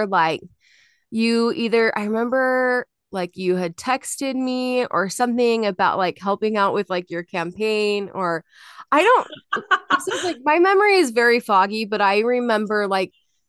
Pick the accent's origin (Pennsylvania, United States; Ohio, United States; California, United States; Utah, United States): Utah, United States; People here like go crazy over it. And I'm like, dude, like I'm from Utah. Like this is nothing.